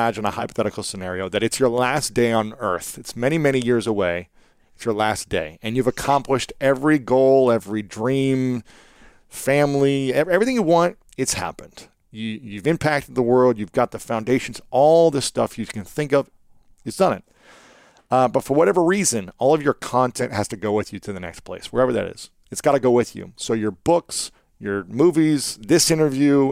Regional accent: Ohio, United States; as a young man growing up in Ohio, in the Midwest

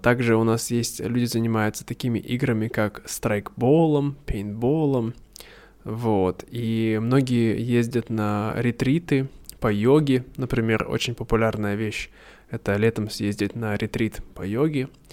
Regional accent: Irkutsk, Irkutsk Oblast, Russia; Иркутск, откуда я родом

